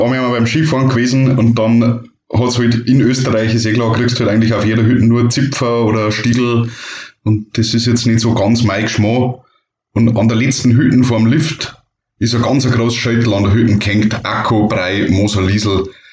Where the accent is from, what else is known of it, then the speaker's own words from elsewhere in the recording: Bavarian Forest, Germany; ich bin aus dem Wald.